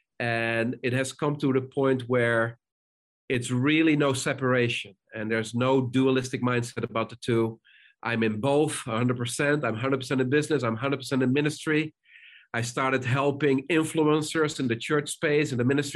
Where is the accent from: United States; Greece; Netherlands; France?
Netherlands; moved away; also born or lived in South Africa; I grew up in the Netherlands